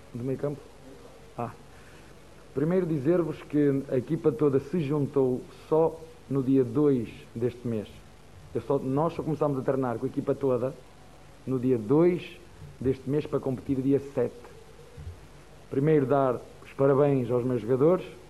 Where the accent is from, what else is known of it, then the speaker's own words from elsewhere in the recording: Portugal; first language Portuguese; now in Brazil; Eu sou português e falo a mesma língua